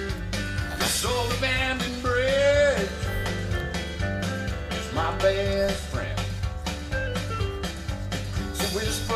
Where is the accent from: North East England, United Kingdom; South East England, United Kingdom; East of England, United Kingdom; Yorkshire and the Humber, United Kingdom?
South East England, United Kingdom; Surrey, South London; I'm actually from Surrey in South London